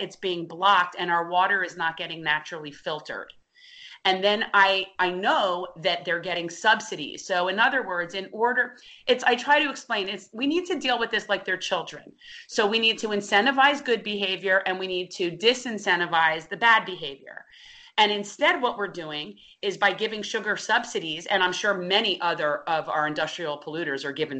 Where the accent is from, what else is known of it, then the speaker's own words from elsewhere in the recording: North Miami Beach, Florida, United States; I am a second generation native Floridian. I was born and raised in North Miami Beach